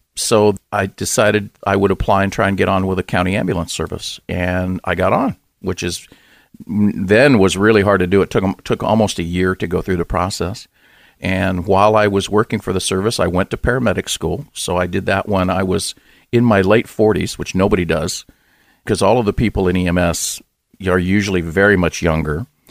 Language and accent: English; Los Angeles, California, United States; I grew up in Southern California, in, uh, Los Angeles, in the San Fernando Valley